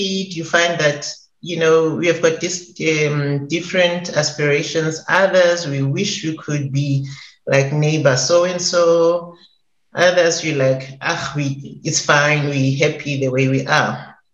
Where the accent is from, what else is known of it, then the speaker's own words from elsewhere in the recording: South Africa; I'm South African, and I grew up in a location like most Black kids in South Africa